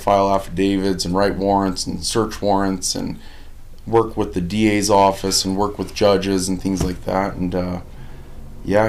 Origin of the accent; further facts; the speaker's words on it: Pueblo, Colorado, United States; I was born here in Pueblo, Colorado, at St. Mary Corwin, actually. Grew up on a family farm and a family restaurant